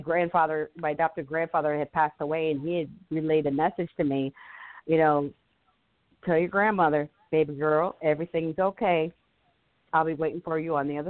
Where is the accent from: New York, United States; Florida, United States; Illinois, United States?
Florida, United States; growing up in Florida